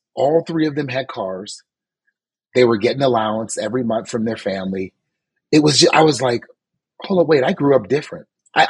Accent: New Orleans, Louisiana, United States; Suze, you know, I lived a very good life. And we were poor. We didn't have much. Me and my five older brothers, we lived in like a three-bedroom house

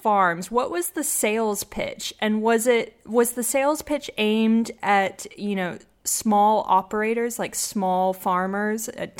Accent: Blytheville, Arkansas, United States; born there; Well, I was born in Blytheville, but my grandmother was in Hope, Arkansas for a long time.

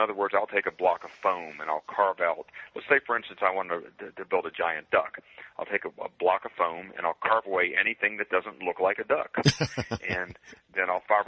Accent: Waynesboro, Virginia, United States; a small Virginia town called Waynesboro, happens to be my hometown

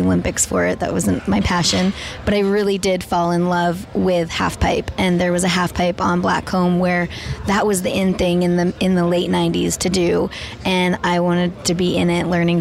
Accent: Whistler, British Columbia, Canada; I am from Whistler, British Columbia. I grew up skiing

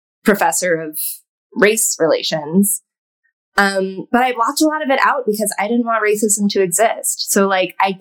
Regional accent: a suburb outside of Austin, Texas, United States; now in New York, United States; I'm from a suburb outside of Austin, which was not progressive

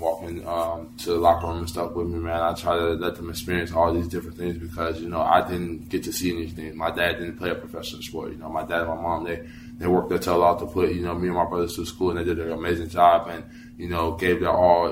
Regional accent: North Carolina, United States; I'm from North Carolina. I'm, I'm from around these areas

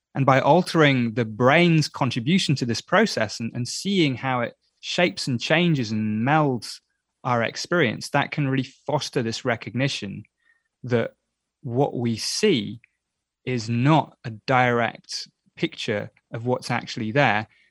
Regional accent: England, United Kingdom; I'm English.

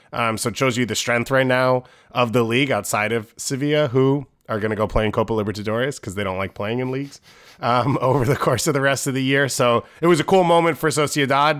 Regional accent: United States; as American

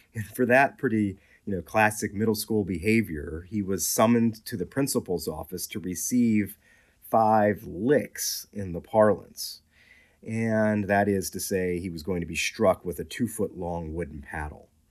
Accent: Washington, District of Columbia, United States; I grew up in southeast Washington, D C, east of the Anacostia River

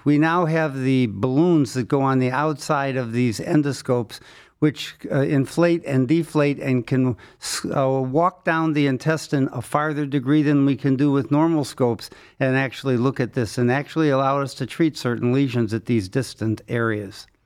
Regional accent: Cleveland, Ohio, United States; I was born in Cleveland, went to Case Western Reserve Medical School, did my training at Case Western Reserve

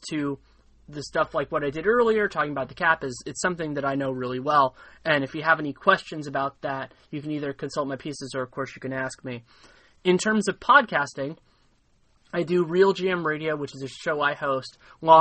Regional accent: Bay Area, California, United States; also born or lived in Los Angeles; born and raised in the Bay Area

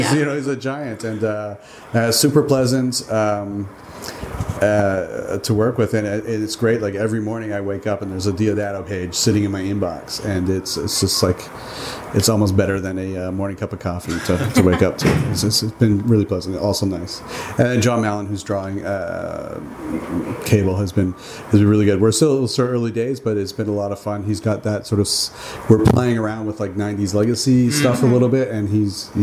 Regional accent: Canada; I'm from Canada

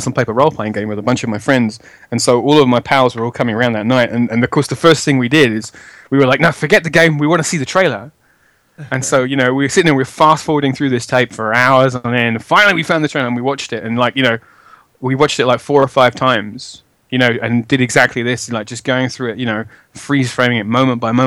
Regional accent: London, United Kingdom; I'm from Edmonton in North London.

